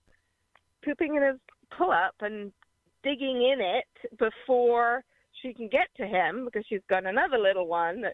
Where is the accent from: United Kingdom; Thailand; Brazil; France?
United Kingdom; London; moved away as an adult; now in United States; I'm born in London, mother German. Now I'm an American.